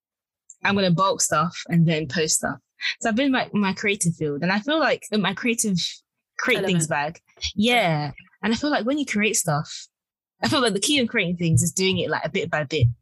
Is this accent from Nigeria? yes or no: yes; Nigeria; I'm Nigerian.